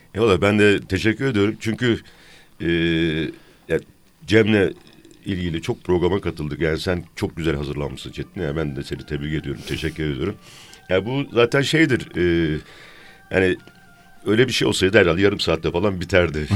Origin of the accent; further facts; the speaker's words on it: Isparta, Turkey; accent: Isparta; Şimdi ben Ispartalıyım